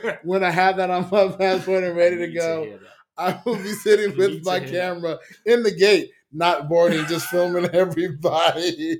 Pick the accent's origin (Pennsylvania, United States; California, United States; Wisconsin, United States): California, United States; moved away; also born or lived in Las Vegas; I'm American. Yeah. But I'm also Californian. I'm also Las Vegas.